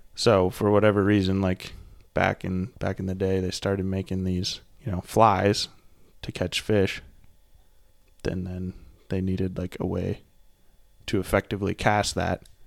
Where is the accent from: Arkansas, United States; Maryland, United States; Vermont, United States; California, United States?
Vermont, United States; Burlington; also born or lived in Bozeman, Montana; now in Portland, United States; I'm from Vermont, and then I moved to Montana